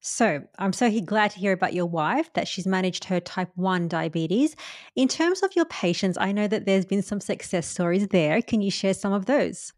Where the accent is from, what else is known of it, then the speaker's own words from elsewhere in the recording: India; I'm Indian